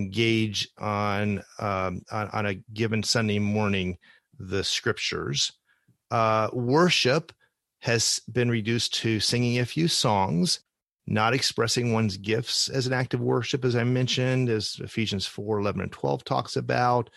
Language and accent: English; Ohio, United States; one church that I have some experience with growing up in Ohio